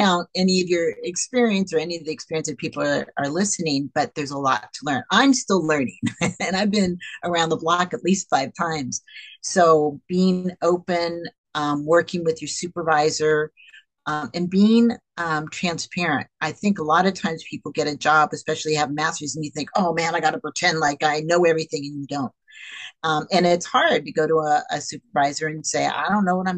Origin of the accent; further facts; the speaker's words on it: Bay Area, California, United States; I grew up in the Bay Area